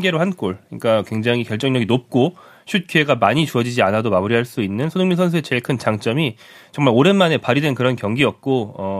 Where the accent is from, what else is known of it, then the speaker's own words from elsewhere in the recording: South Korea; 제가 한국인이라서